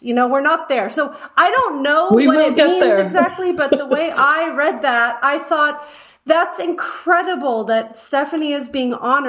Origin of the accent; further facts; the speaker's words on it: United States; I as an American